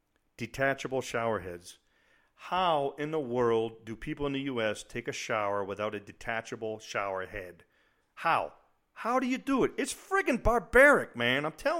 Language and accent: English; New England, United States; also born or lived in Germany; I grew up in New England where, you know, we always used to say, oh, if you don't like the weather, just wait 5 minutes and it'll change.